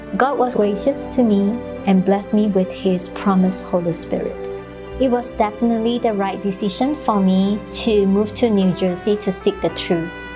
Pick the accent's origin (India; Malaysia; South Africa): Malaysia; moved away as an adult; also born or lived in Arkansas, United States; now in Austin, United States; I am originally from Malaysia. I came here to study